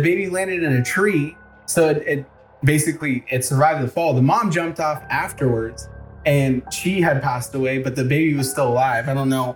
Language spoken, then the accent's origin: English; the South, United States; accent: southern; My southern accent kicks